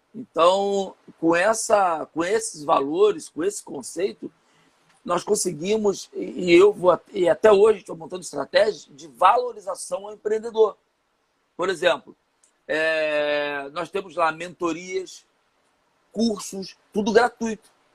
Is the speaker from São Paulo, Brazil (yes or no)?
no; São Gonçalo, Rio de Janeiro, Brazil; Eu sou de São Gonçalo, é, então aqui do, no, no, Rio de Janeiro